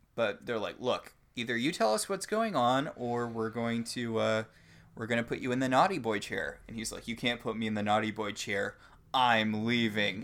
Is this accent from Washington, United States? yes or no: no; Connecticut, United States; now in Portland, United States; I grew up in Connecticut.